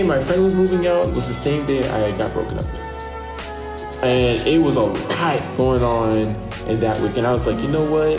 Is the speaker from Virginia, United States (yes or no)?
yes; Virginia, United States; moved away; I had a group of friends who I was really close with back in my hometown, Virginia